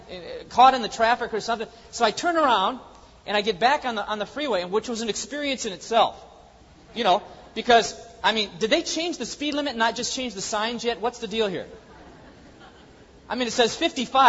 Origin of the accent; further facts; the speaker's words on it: the Northwest, Pacific Northwest, United States; I'm from the Northwest